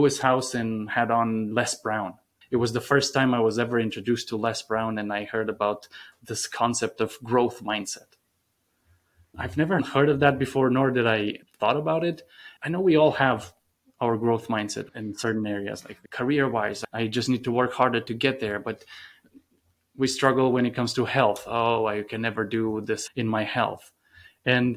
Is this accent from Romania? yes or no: yes; Romania; moved away as an adult; now in United States; growing up in Romania.